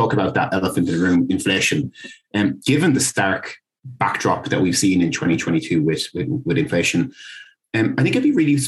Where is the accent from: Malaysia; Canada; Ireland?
Ireland; Dublin, Leinster; accent: Irish; if you can't tell by my accent, I'm based in Dublin